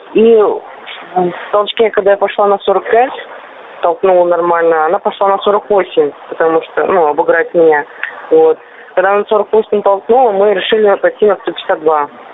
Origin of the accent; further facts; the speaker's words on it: Gai, Orenburg Oblast, Russia; я родилась сама в Оренбургской области недалеко от Казани, 700 километров